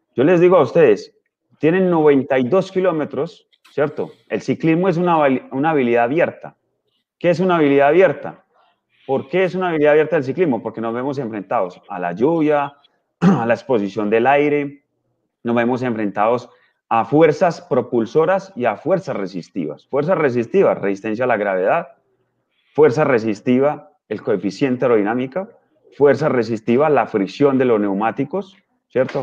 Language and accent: Spanish; Colombia; yo soy colombiano